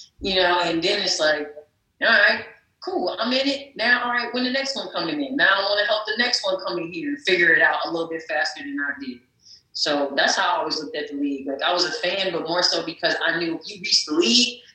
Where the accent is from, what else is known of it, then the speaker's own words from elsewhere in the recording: North New Jersey, United States; the Prudential Center in North New Jersey, my hometown